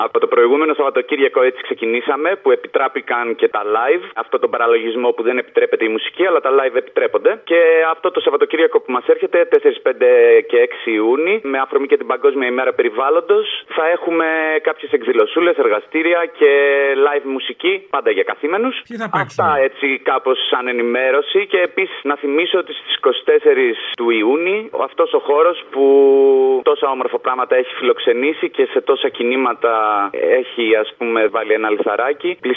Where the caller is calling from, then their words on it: Thessaloniki, Central Macedonia, Greece; Καλησπέρα. … από Θεσσαλονίκη.